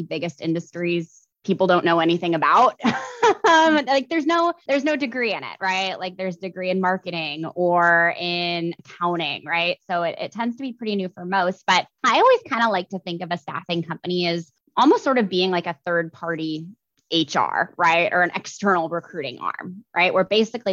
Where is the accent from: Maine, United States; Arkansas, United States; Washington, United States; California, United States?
Washington, United States; Seattle; I grew up in the Seattle area